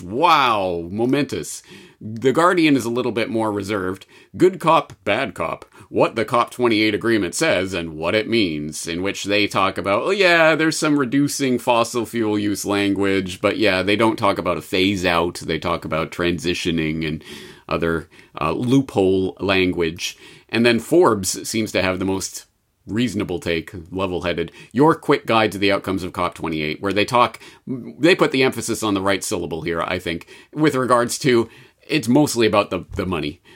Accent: Canada; Being Canadian

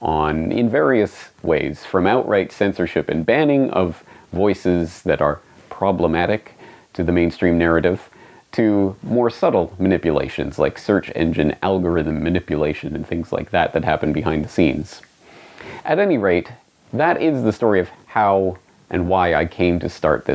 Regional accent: Canada; now in Japan; I am Canadian, I was born and raised in Canada, but I don't live in Canada. I live here, in Japan

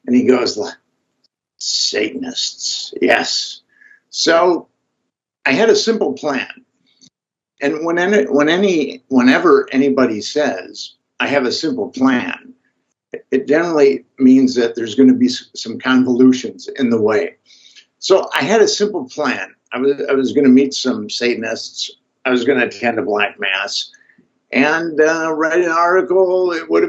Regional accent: Minnesota, United States; I'm from Minnesota originally, and I studied philosophy in college

